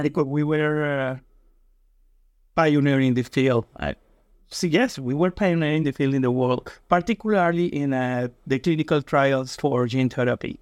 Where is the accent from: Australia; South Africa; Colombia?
Colombia; English is a second language; moved away; I was born in Colombia, and I went to a school of medicine in Colombia